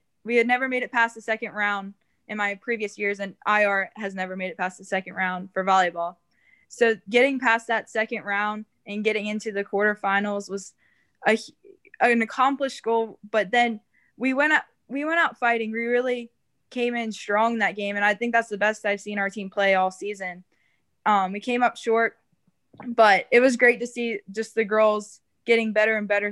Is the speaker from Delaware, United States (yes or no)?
yes; downstate Delaware, United States; I was from the South